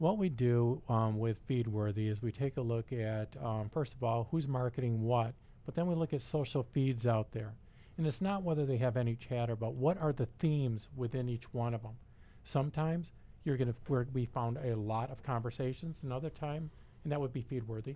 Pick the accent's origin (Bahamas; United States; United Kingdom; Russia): United States; Detroit, Michigan; we're all from Detroit